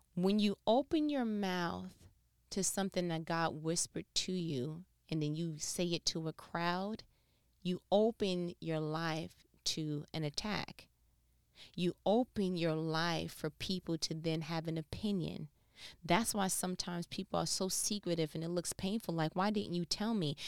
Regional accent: New York, United States; moved away as an adult; now in Southern United States; I'm not from here culturally, I'm from New York

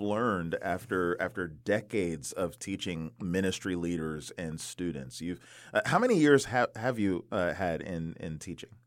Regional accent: DC area, Maryland, United States; I grew up in the Maryland, D C area

